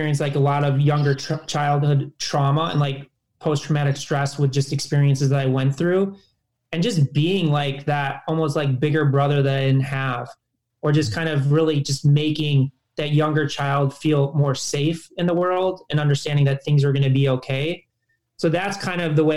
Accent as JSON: {"language": "English", "town": "Chicago", "region": "Illinois", "country": "United States", "said": "I'm from Chicago."}